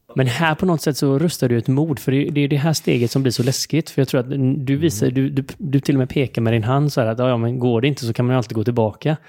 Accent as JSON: {"language": "Swedish", "country": "Sweden", "said": "vi som svenskar"}